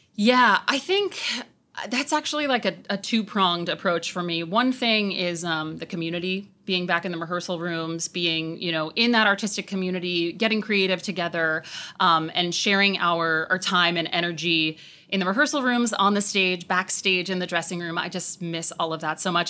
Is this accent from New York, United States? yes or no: yes; Long Island, New York, United States; I was a nineties kid, and so growing up on Long Island, I actually got to come in and out of the city a fair amount.